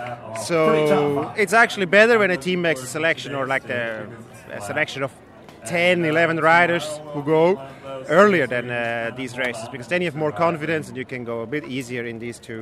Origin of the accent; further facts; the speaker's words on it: Switzerland; I'm from Switzerland, so Tour de Suisse is definitely my favorite.